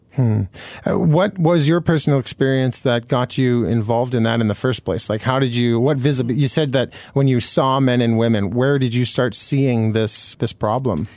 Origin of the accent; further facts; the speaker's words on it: Manitoba, Canada; I grew up in Manitoba